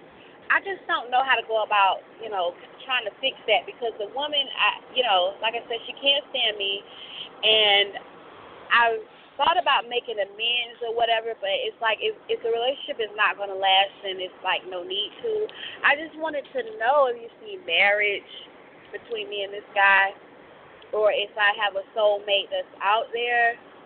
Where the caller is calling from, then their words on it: Florida, United States; I'm called from Florida.